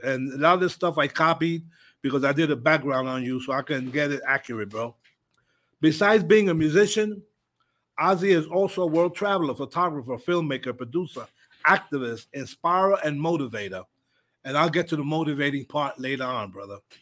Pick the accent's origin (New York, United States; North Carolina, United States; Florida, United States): New York, United States; moved away; growing up in New York